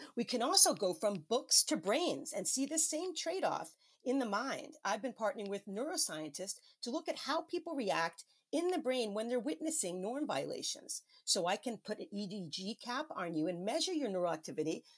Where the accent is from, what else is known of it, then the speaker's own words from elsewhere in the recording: New York City, New York, United States; my home state of New York City